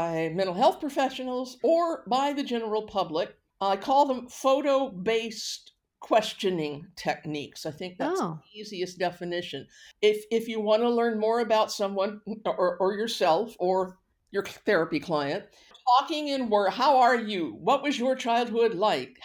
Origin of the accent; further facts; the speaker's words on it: Houston, Texas, United States; accent: Texan; moved away as an adult; also born or lived in Vancouver, Canada; now in Canada; I grew up in Houston, Texas